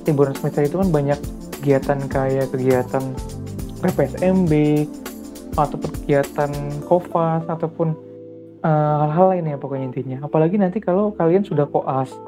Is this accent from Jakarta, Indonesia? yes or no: yes; Jakarta, Indonesia; aku dari Jakarta aslinya aslinya dari Jakarta kan di kos di Jogja